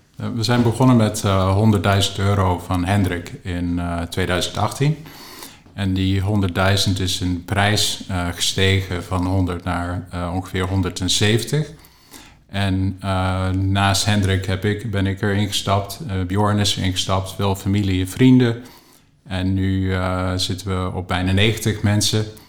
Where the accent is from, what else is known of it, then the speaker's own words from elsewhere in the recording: Canada; accent: English; also born or lived in Rotterdam; now in Netherlands; ik ben zelf opgegroeid in Canada, dus je hoort misschien een beetje een Engels tongval als ik aan het spreken ben